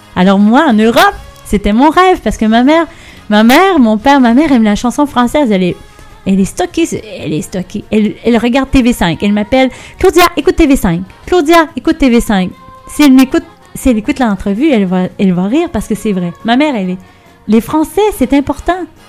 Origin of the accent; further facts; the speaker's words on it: banks of the St. Lawrence, Quebec, Canada; j'ai grandi sur le bord du Saint-Laurent